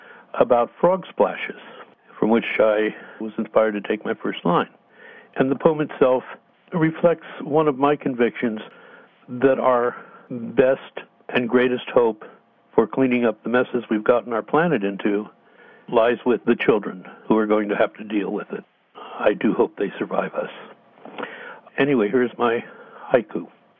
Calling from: Sacramento, California, United States; I'm a poet, and I'm calling from Sacramento.

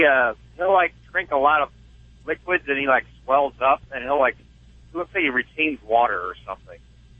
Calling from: Effingham, Illinois, United States; I'm near Effingham, Illinois.

